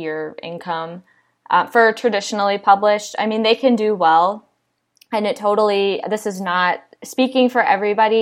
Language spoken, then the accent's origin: English; Iowa, United States; now in Austin, United States; I'm from Iowa originally